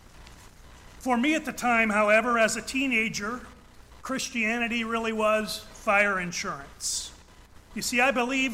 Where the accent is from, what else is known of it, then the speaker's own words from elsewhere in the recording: Ohio, United States; I was born and raised in Ohio, in the heart of what is the world's largest Amish and Mennonite community